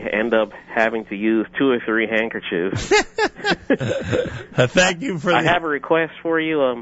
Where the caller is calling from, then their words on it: Irvington, New Jersey, United States; I'm calling from Irvington, New Jersey.